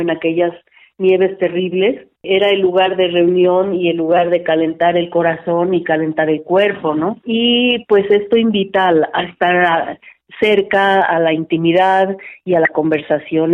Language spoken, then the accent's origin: Spanish; Mexico; formo parte de, de esa biodiversidad cultural y lingüística de la mexicanidad